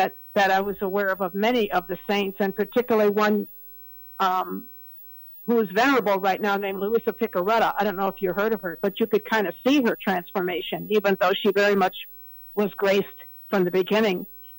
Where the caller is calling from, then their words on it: Cleveland, Ohio, United States; I'm calling from Cleveland, Ohio.